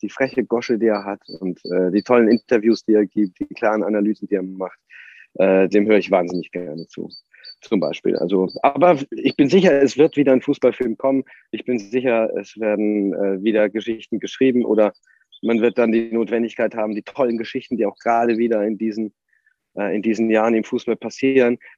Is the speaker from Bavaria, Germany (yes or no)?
yes; Bavaria, Germany; Und ich bin nun mal in Nordbayern aufgewachsen und das ist der große Verein, der da in der Umgebung, auch in der weiteren Umgebung einfach äh, immer für Furore gesorgt hat.